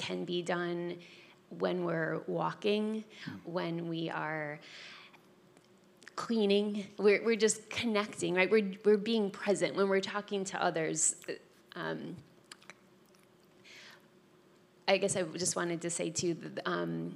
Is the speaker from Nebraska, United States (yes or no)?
no; Wisconsin, United States; moved away; I am from Wisconsin